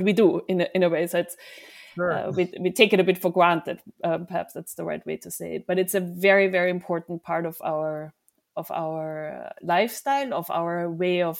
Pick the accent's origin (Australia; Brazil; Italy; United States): Italy; Emilia-Romagna; we come from Lambrusco land, right? So our wines are Lambrusco, the indigenous grapes from our area. So it's a very traditional wine in Emilia.